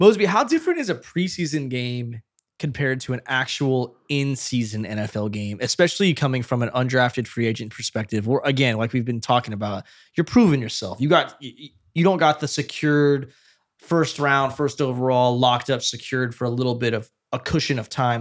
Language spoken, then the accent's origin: English; Fresno, California, United States; I'm from Fresno